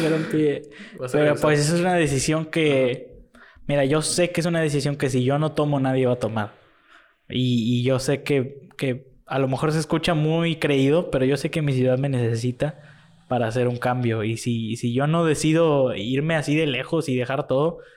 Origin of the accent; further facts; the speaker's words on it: Matamoros, Tamaulipas, Mexico; born there; En, no, aquí nací. Así, ¿Ah, aquí nací en Matamoros.